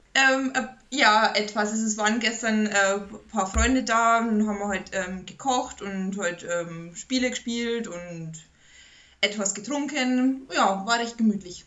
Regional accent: Bavaria, Germany; bei uns in Bayern

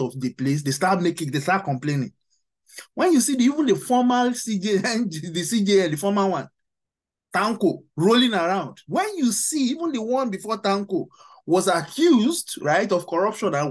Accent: Nigeria; we are all Nigerians

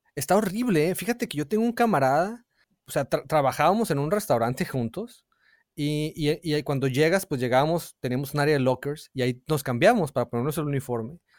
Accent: Hermosillo, Sonora, Mexico; moved away; cuando vivía de niño en Hermosillo

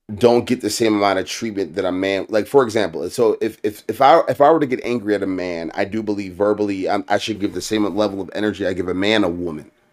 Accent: Baltimore, Maryland, United States; also born or lived in Columbia, Maryland; I grew up in Baltimore, but, like, my first ten years in life, I grew up in Columbia.

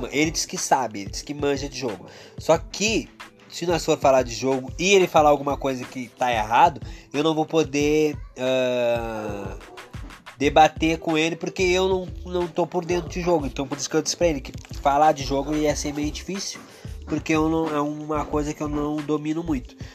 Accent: Porto Alegre, Rio Grande do Sul, Brazil; Nós somos do Rio Grande do Sul

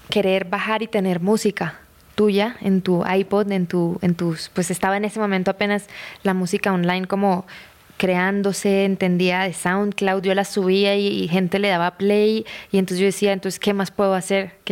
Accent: Bucaramanga, Santander, Colombia; De Bucaramanga, Manu.

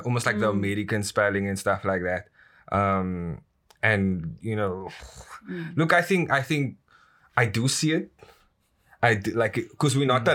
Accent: Elsies River, Western Cape, South Africa; I grew up in Alsace River

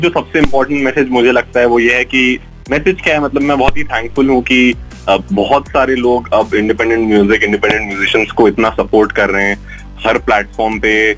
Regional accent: Indore, Madhya Pradesh, India; also born or lived in Mumbai; मैं इंदौर से हूँ तो इंदौर आ चुका हूँ मैं घर पे

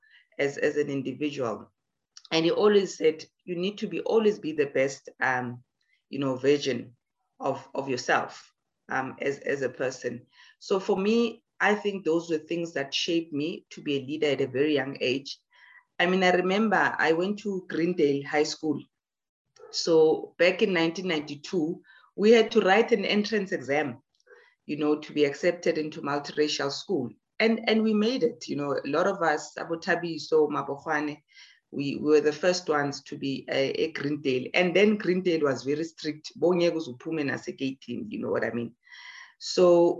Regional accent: Emalahleni, Mpumalanga, South Africa; I was born in Edenville, Witbank

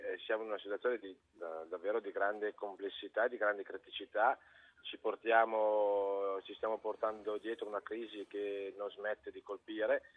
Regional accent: Lombardy, Italy; io ci vivo nel nord perché sono lombardo

